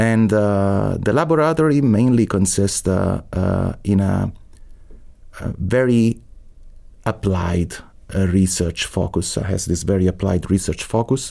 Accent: Rome, Lazio, Italy; English is a second language; moved away as an adult; also born or lived in Boston, United States; now in Heidelberg, Germany; I was born in Rome. My family is not from Rome, so I'm a first generation. My mother was from Tuscany and my father from Sardinia. But I grew up in Rome.

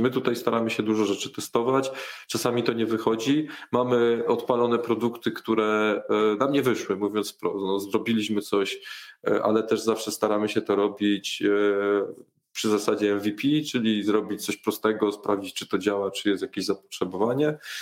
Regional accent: Warsaw, Masovian Voivodeship, Poland; jestem z Warszawy

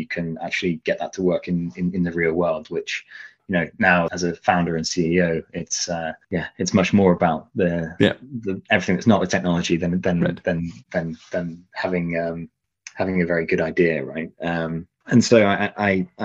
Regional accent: Leicestershire, East Midlands, United Kingdom; moved away; also born or lived in Manchester; I grew up in Leicestershire, so right in the middle.

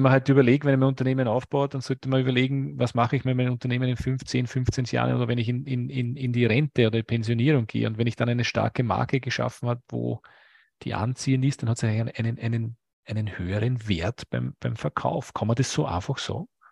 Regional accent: Lower Austria, Austria; aus meinem Heimatbundesland, aus Niederösterreich

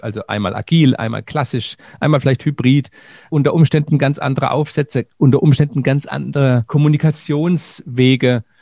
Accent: Germany; bei uns in Deutschland

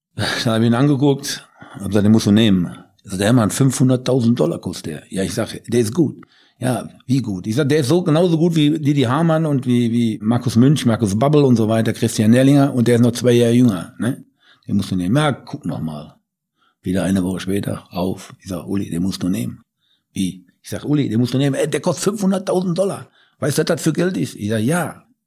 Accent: Bochum, North Rhine-Westphalia, Germany; moved away as an adult; also born or lived in Nuremberg; now in Munich, Germany; Ja, ich bin in Bochum geboren, vor 67 Jahren. Bin dort aufgewachsen

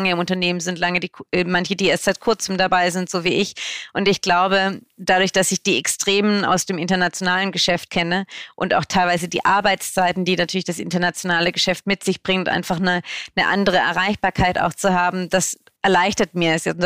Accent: Baden-Württemberg, Germany; Ich komme ja aus dem Süden. Ich bin im Bodensee groß geworden

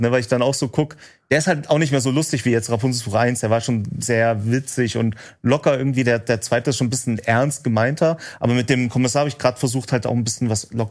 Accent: Remse, Saxony, Germany; aus in meinem Heimatort haben wir es gedreht in Remse äh, in Sachsen.

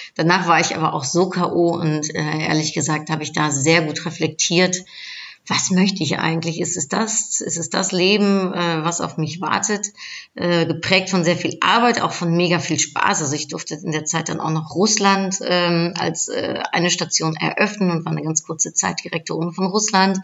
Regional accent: Netherlands; moved away; also born or lived in Cologne; als Niederländerin

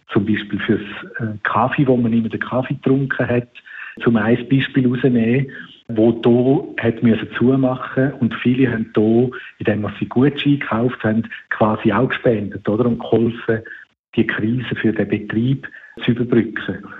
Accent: Switzerland; bei uns in der Schweiz

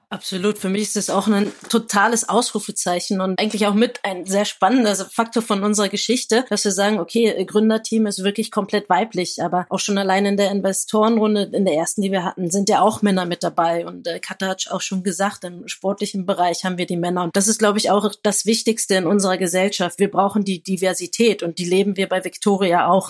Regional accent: Berlin, Germany; Ich bin Neuköllner, aber recht früh dann nach Steglitz-Zehlendorf gezogen

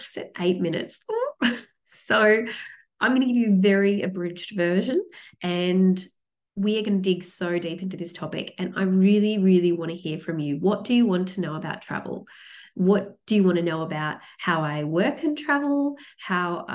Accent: Sydney, New South Wales, Australia; moved away as an adult; now in Melbourne, Australia; I grew up in Sydney, but I moved to Melbourne

